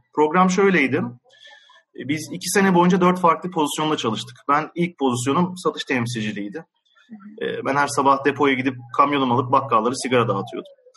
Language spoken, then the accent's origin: Turkish; Ankara, Turkey; moved away as an adult; now in Istanbul, Turkey; ben Ankaralıyım. Ee, 1988 yılında Ankara'da doğdum. Hı hı. İl, ilkokul, ortaokul ve liseyi Ankara'da okudum